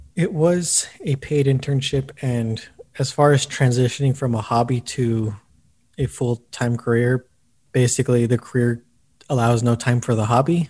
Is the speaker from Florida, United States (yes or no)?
no; El Paso, Texas, United States; moved away as an adult; now in Austin, United States; my hometown. Before this, I was at the El Paso Times